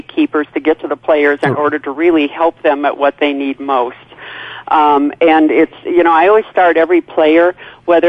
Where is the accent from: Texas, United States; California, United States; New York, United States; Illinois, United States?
Illinois, United States; a little town outside of Chicago; born and raised in Chicago, a little town outside of Chicago